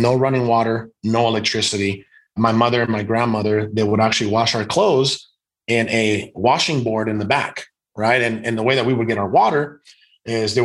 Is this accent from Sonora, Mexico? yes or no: yes; Guaymas, Sonora, Mexico; born or raised there; also born or lived in Hermosillo, Sonora, Mexico; now in United States